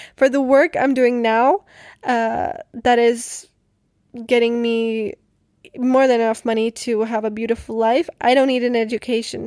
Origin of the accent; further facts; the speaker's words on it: Most, Ústí nad Labem Region, Czechia; moved away; I come from the Czech Republic and I come from a small city called Most. I spent most of my childhood living with my grandma in Most